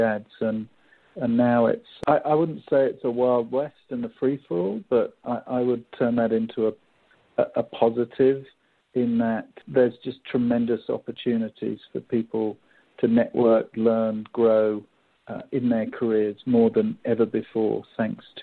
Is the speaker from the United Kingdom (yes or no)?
yes; England, United Kingdom; accent: English; now in Seattle, United States; my English accent